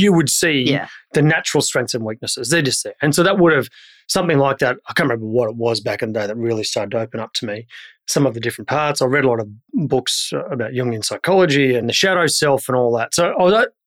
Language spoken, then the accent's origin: English; Brisbane, Queensland, Australia; I grew up in Brisbane, and back then it was a cow town.